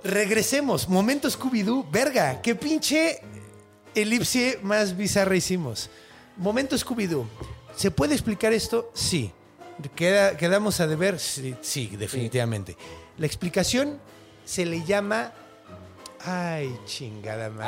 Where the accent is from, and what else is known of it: Mexico; accent: Mexican Spanish